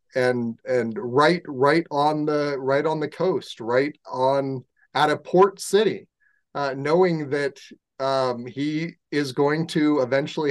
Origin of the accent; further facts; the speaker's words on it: San Diego, California, United States; I grew up in San Diego